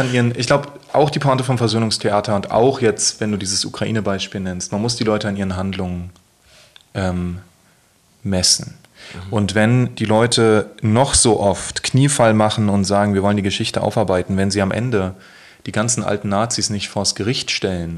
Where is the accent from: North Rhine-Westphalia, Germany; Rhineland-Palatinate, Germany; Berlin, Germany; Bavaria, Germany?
Berlin, Germany; im Friedrichshain, wo ich groß geworden bin